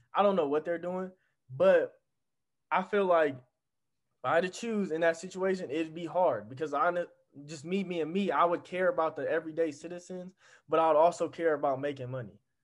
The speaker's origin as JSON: {"language": "English", "country": "United States", "said": "I'm from America"}